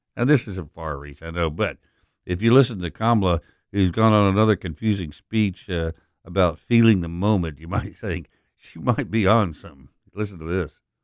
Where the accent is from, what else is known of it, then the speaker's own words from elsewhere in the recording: Permian Basin, West Texas, United States; moved away as an adult; also born or lived in Dallas, Texas; now in Memphis, United States; I grew up in the Permian Basin in West Texas